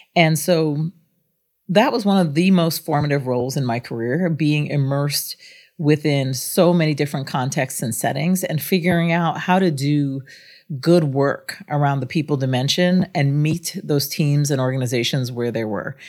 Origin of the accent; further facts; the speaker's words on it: Guyana; also born or lived in Singapore / France; now in United States; I was born outside the United States. I'm of Indian descent, but from British Guyana in South America. And we were immigrants to the United States